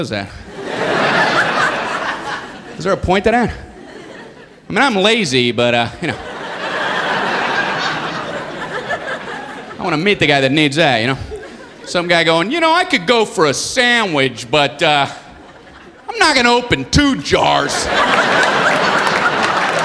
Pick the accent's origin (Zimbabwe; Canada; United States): United States; Miami, Florida; moved away as an adult; also born or lived in Ohio; I grew up in Miami, Florida, went to a small college in Ohio.